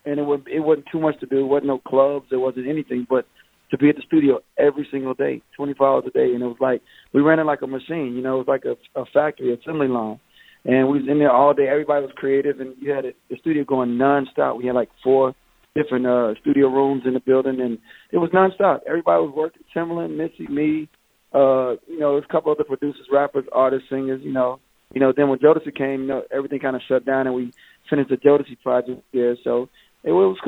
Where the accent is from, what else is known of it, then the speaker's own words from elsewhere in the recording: North Carolina, United States; also born or lived in Hampton, Virginia / Rochester, New York; we ended up in North Carolina at a real young age.